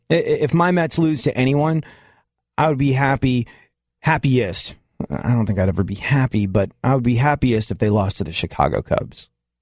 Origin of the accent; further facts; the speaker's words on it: England, United Kingdom; When I was a kid, I grew up in England. My family moved to England when I was like 7 years old. I had to leave my beloved dog, Wilfer. I had to go to a strange country.